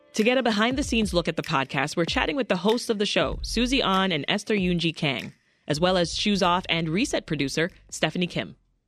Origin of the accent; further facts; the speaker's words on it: Canada; I mean, as a Canadian, it makes me think of what I grew up with, right? Taking your shoes off at the door.